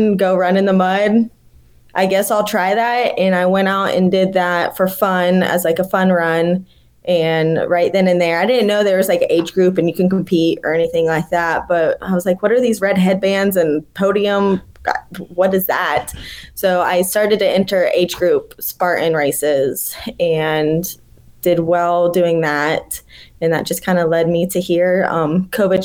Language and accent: English; Ocala, Florida, United States; moved away as an adult; also born or lived in Tallahassee, Florida / Telluride, Colorado; now in Asheville, United States; I grew up in a little town, Ocala, Florida, kind of smack dab in the middle of the state